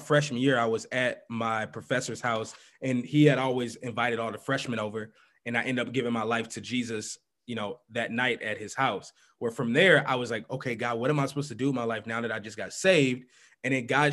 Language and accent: English; St. Louis, Missouri, United States; moved away as an adult; also born or lived in Minneapolis, Minnesota; now in Minnesota, United States; I grew up in St. Louis